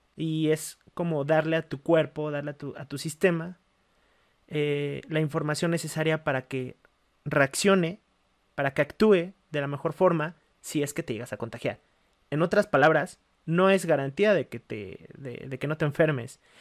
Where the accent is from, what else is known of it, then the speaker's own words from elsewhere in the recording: Mexico; somos mexicanos, estamos acostumbrados a un ritmo de vida